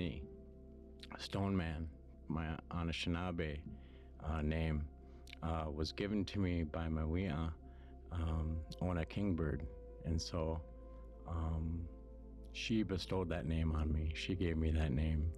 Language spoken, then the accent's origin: English; Fond du Lac Reservation, northern Minnesota, United States; now in Maple Grove, United States; from the Fond du Lac Reservation up in northern Minnesota. And that I live in Maple Grove right now.